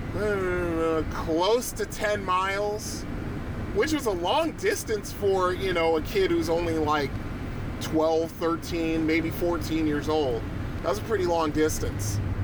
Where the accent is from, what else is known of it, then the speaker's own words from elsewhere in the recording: Bridgeport, Connecticut, United States; I lived on the East End for quite a you know for a little while